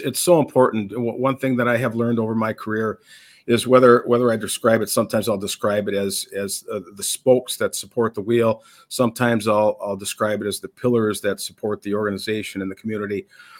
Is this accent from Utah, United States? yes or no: no; Minnesota, United States; I am from Minnesota, born and raised, and spent my entire life as a resident of this state in different corners of the state.